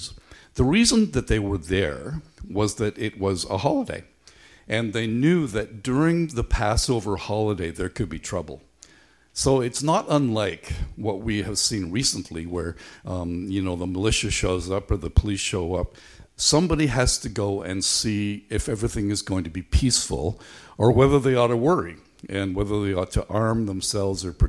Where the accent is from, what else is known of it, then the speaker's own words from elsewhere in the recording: Belfast, Northern Ireland, United Kingdom; When I was a boy growing up in Belfast